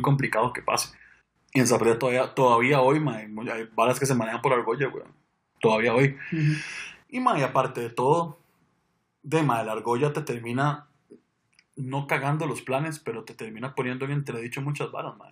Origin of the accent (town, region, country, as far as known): Costa Rica